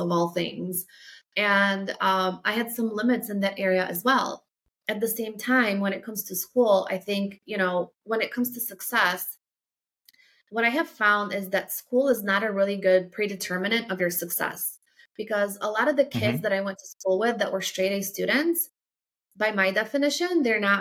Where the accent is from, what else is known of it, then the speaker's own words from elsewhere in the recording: Poland; moved away; if you're from like a small city, like I am, where I grew up in Poland